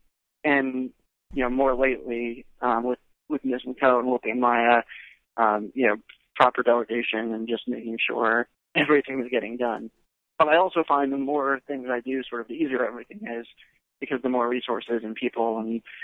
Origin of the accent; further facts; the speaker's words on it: East Brunswick, New Jersey, United States; East Brunswick, New Jersey. Pretty family-oriented.